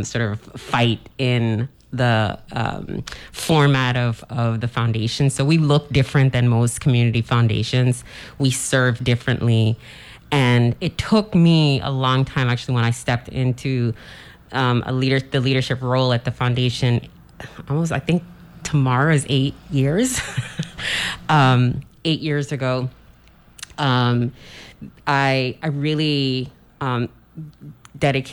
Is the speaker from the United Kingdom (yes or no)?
no; St. Croix, U.S. Virgin Islands; accent: proper English accent; I was born and raised on St. Croix.